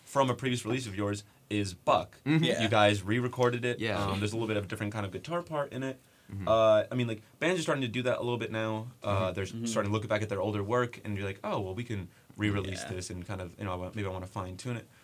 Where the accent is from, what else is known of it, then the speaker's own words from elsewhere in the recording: Jefferson Township, New Jersey, United States; From Jefferson Township.